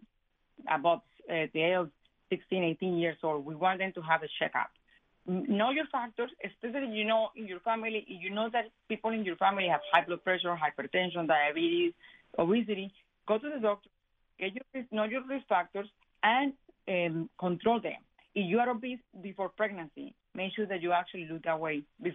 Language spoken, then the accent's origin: English; Colombia; moved away; I am Hispanic, and I am from Colombia